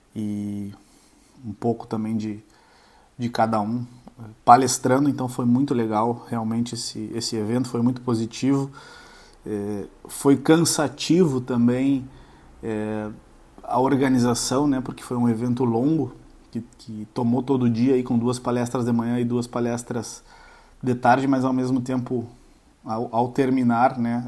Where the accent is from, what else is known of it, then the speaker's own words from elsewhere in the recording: Uruguaiana, Rio Grande do Sul, Brazil; moved away; Uruguaiana, fronteira oeste, interior do Rio Grande do Sul, voltando para casa, onde nasci e cresci